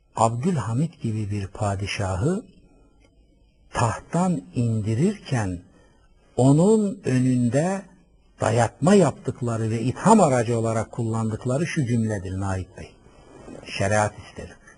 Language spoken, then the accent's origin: Turkish; Black Sea Region, Turkey; Ben Karadeniz çocuğuyum